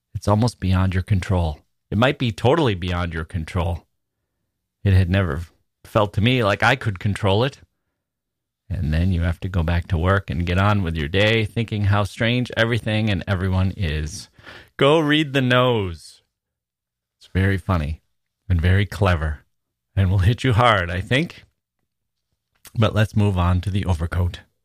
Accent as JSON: {"language": "English", "region": "Wisconsin", "country": "United States", "also_born_or_lived": "Chicago / Italy / Taiwan", "moved": "as an adult", "said": "I was from Wisconsin"}